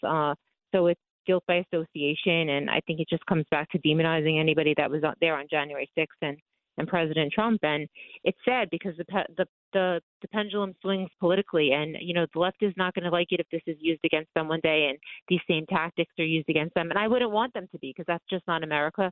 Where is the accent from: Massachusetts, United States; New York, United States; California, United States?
New York, United States; Long Island, on the borderline of Queens; born or raised there